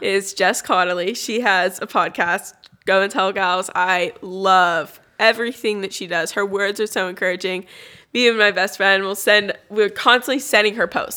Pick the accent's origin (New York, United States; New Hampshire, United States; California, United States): California, United States; I grew up in California